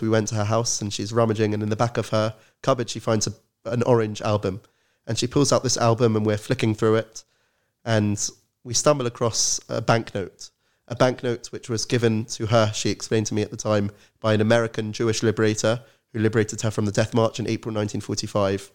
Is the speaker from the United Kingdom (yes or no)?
yes; London, United Kingdom; I'm originally from London, grew up in an Orthodox Zionist family